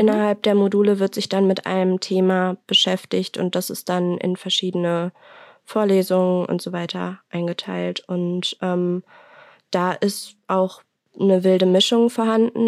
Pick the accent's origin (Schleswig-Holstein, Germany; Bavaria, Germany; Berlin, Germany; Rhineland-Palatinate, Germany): Rhineland-Palatinate, Germany; Mainz; ich komme aus Mainz